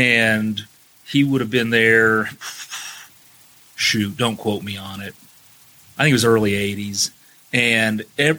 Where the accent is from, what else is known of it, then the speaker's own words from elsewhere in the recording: New Castle, Indiana, United States; I'm from Newcastle also.